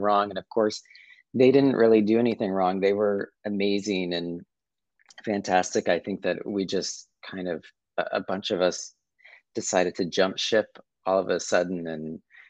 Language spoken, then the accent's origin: English; Chesapeake Beach, Maryland, United States; I grew up in a small town called Chesapeake Beach, Maryland